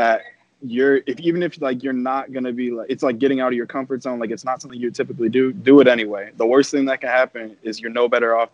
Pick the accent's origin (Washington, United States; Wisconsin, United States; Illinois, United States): Illinois, United States; Chicago; coming from Chicago